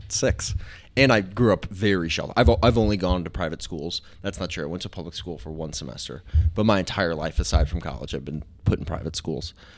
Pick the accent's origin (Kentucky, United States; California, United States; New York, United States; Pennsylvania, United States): Kentucky, United States; also born or lived in Wisconsin; we moved down from Wisconsin into Kentucky